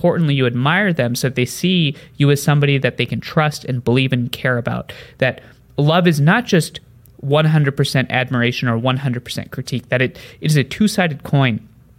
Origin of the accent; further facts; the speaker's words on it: India; also born or lived in New Jersey, United States; I grew up in a village in India for the first 5 years of my life after I was born in New Jersey, lived with my parents, then came back, then moved around a bunch.